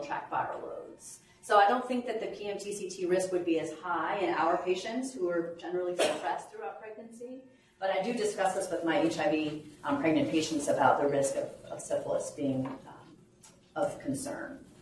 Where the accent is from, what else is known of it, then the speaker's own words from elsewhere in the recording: Bennington, Vermont, United States; now in Birmingham, United States; my hometown of Bennington